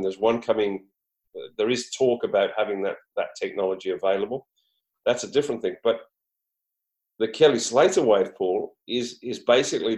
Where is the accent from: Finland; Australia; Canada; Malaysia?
Australia; Queensland; In Queensland, where I'm from